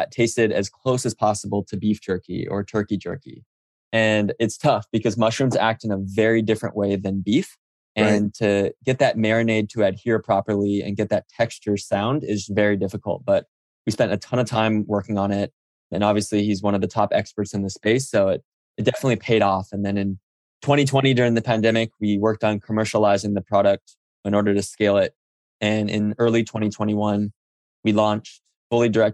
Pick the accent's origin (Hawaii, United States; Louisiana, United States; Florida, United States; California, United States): Hawaii, United States; Oahu; moved away as an adult; also born or lived in New York / Silicon Valley; I grew up on Oahu in Hawaii